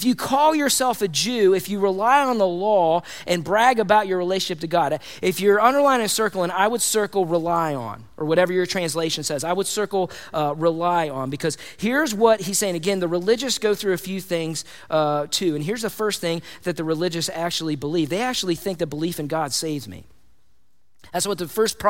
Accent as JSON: {"language": "English", "country": "United States", "said": "I have pride in being American."}